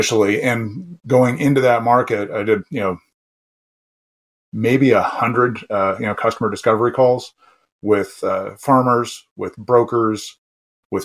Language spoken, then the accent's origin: English; Southern California, United States; moved away as an adult; also born or lived in Canada; growing up in Southern California